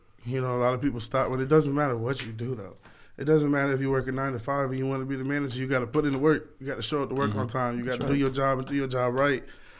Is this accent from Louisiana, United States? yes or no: no; Lakeland, Florida, United States; I'm from Polk County.